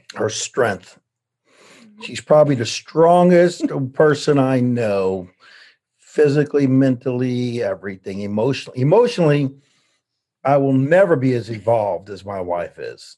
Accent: New Orleans, Louisiana, United States; moved away; we're from New Orleans

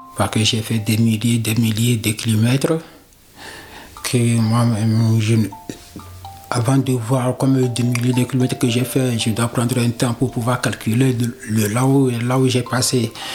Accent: Togo; moved away as an adult; now in France; je viens du Togo.

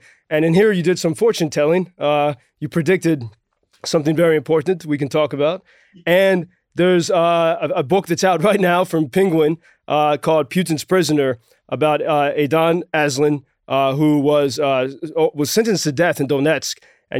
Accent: United States; I'm American

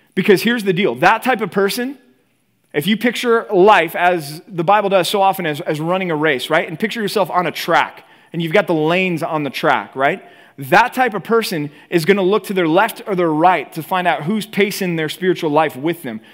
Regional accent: Texas, United States; moved away as an adult; also born or lived in Philadelphia; now in California, United States; growing up in Texas

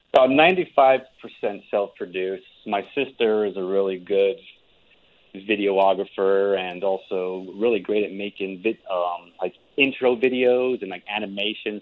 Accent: Albuquerque, New Mexico, United States; moved away as an adult; also born or lived in Seattle; I recently just moved back from Seattle after spending five years out there to my hometown in Albuquerque

